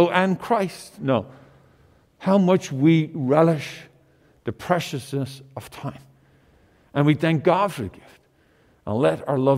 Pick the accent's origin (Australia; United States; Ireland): Ireland; moved away; In Ireland, my home country